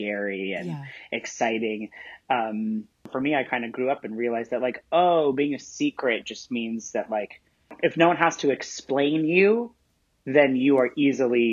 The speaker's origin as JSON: {"language": "English", "region": "Central Illinois", "country": "United States", "tie": "born or raised there", "said": "I grew up in Central Illinois."}